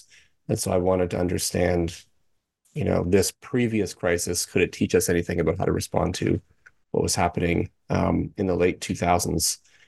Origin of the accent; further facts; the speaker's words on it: Canada; I'm actually from Canada. I'm not an American. And I did my PhD in Canada at the University of Toronto, St. George.